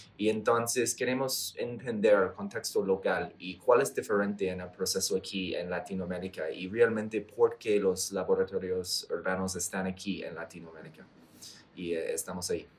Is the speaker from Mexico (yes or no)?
no; Canada; Spanish is a second language; now in Colombia; estoy de Canadá